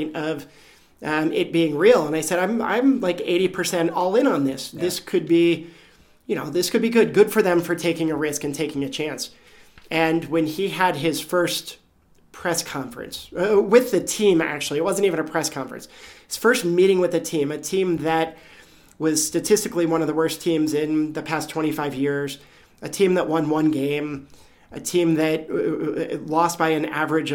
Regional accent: Cincinnati, Ohio, United States; also born or lived in Colorado; now in Vail, United States; I grew up in Cincinnati, Ohio

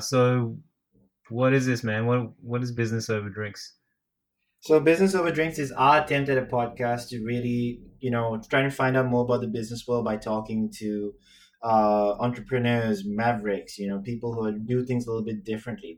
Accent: Sri Lanka; moved away as an adult; now in Singapore; I'm Chinese who grew up in Sri Lanka. So my accent's really weird

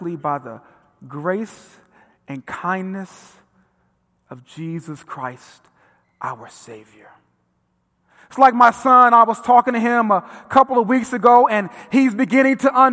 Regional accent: Vernon Hills, Illinois, United States; I grew up in Vernon Hills

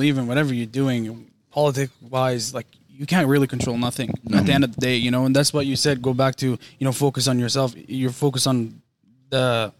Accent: Alberta, Canada; because we're from Alberta

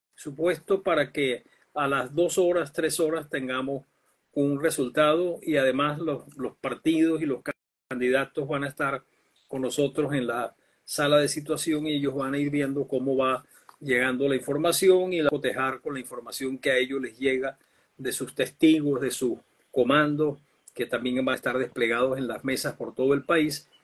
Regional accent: Venezuela; como venezolanos

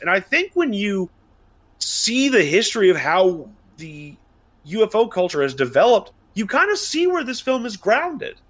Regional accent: United States; as an American

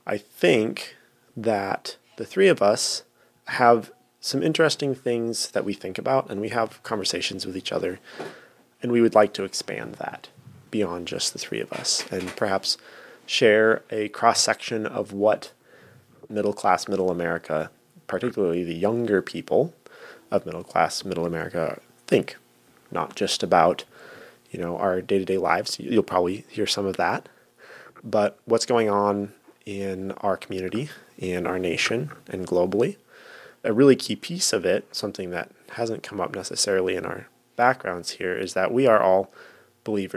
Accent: Sioux Falls, South Dakota, United States; I did grow up in the largest city if you can even call it that, in South Dakota, Sioux Falls

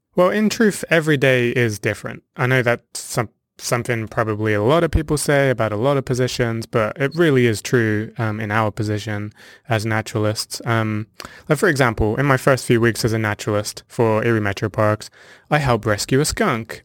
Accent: near Southampton, South East England, United Kingdom; moved away as an adult; also born or lived in South Africa; now in Sandusky, Ohio, United States; I was born and raised in Southern England, actually near Southampton

